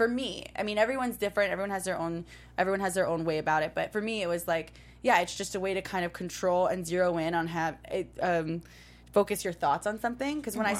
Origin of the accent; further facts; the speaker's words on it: New York City, New York, United States; now in Los Angeles, United States; starting from middle school up until basically when I moved to LA from New York City.